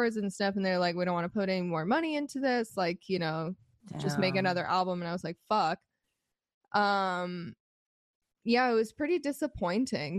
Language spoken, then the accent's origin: English; Arizona, United States; I'm from Arizona and like I just didn't grow up around music industry shit